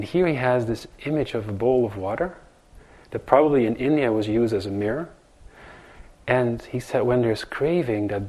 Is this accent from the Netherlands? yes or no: yes; Netherlands; now in New York, United States; growing up in Holland